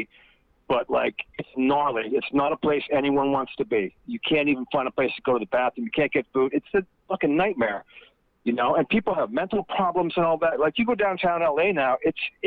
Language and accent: English; Florida, United States; moved away as an adult; also born or lived in New York City / Los Angeles; I was a kid from Florida, 20-year-old kid from Florida, moving up there